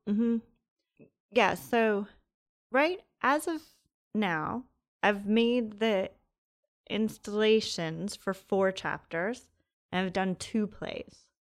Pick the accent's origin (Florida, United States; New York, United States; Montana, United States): New York, United States; Long Island; moved away as an adult; also born or lived in Brooklyn, New York / Providence; now in Los Angeles, United States; I grew up in Long Island